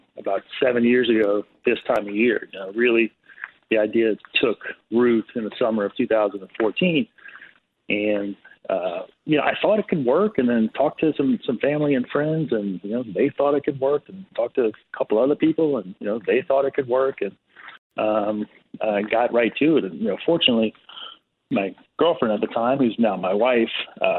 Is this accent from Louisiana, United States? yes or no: yes; South Louisiana, United States; moved away as an adult; now in New York City, United States; growing up in South Louisiana